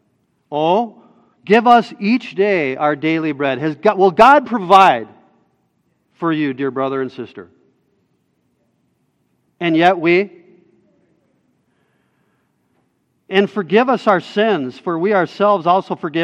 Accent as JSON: {"language": "English", "country": "United States", "said": "as American citizens"}